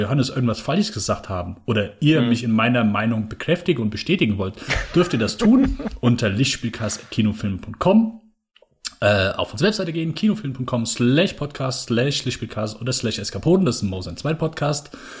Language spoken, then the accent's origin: German; Germany; mein Mutterland